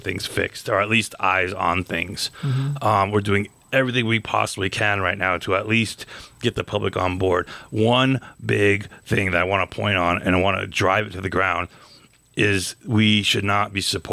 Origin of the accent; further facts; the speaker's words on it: Gallup, New Mexico, United States; my hometown of Gallup